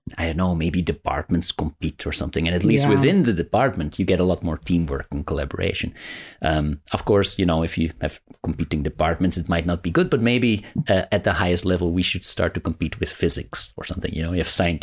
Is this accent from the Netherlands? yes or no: yes; Rotterdam, South Holland, Netherlands; Rotterdam here, my hometown